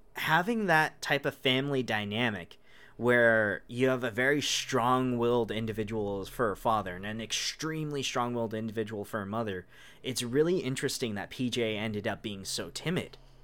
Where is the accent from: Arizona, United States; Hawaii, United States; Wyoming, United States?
Hawaii, United States; I'm from Hawaii, which is, like, the giant cultural melting pot